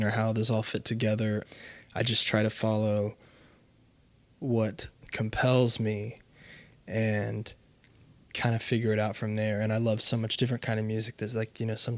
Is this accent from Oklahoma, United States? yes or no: yes; Oklahoma, United States